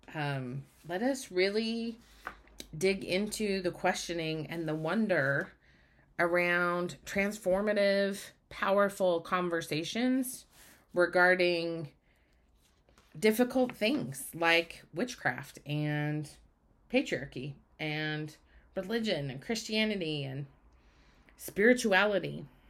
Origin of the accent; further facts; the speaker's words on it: Utah, United States; moved away as an adult; now in Oregon, United States; I grew up in Utah. I now live in Oregon, but I grew up in Utah.